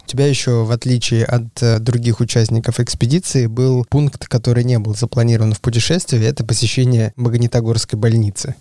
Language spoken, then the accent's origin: Russian; Ufa, Bashkortostan, Russia; Родина, кстати, моя, я родился в Уфе.